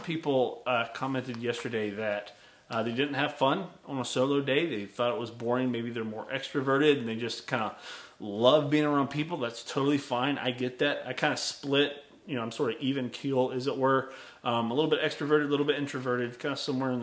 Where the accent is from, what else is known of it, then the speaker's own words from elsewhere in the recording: the Southeast U.S., United States; I'm from the South, this Southeast U.S.